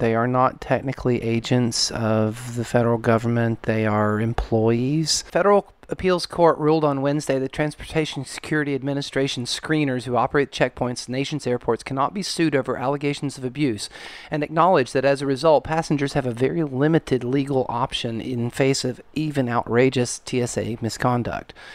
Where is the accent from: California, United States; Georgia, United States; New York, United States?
Georgia, United States; moved away as an adult; now in Los Angeles, United States; I grew up in the South